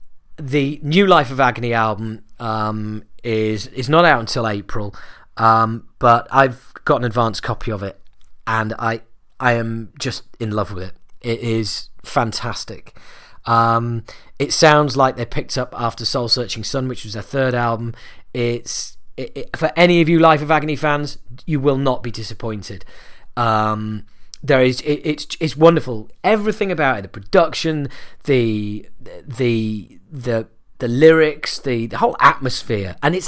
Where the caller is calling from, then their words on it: London, United Kingdom; I'm calling from London town as we speak.